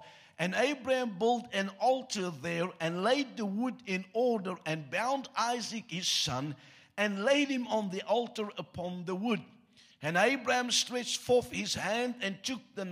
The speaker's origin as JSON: {"language": "English", "country": "South Africa", "tie": "born or raised there", "first_language": "Afrikaans", "second_language": "English", "said": "You get taught a second language in school in South Africa"}